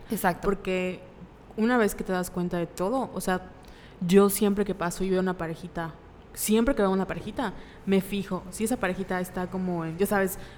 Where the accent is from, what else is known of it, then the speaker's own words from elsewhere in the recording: Mérida, Yucatán, Mexico; vivimos en Mérida, Yucatán. Eh". Sí, somos de Mérida. Así es, Yucatán.